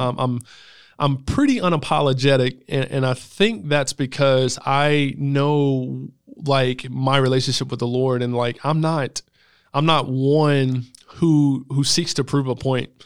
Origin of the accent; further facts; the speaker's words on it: Greenville, South Carolina, United States; I grew up in West Greenville